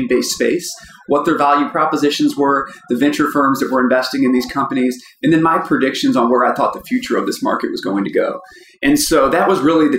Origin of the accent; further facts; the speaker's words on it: St. Louis, Missouri, United States; I'm from St. Louis. I grew up here.